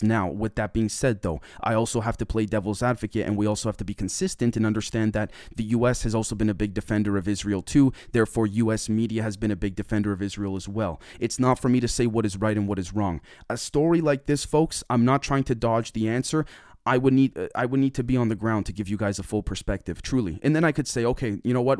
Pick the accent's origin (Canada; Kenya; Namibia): Canada; I'm from Canada